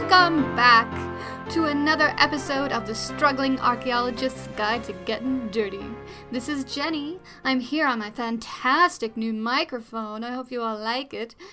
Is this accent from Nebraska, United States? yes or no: no; New York, United States; I'm Dutch and Scottish, but I, I'm from New York